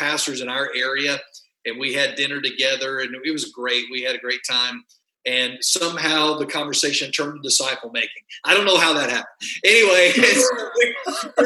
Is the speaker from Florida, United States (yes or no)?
no; West Texas, United States; I grew up in a farming community in West Texas where everything was flat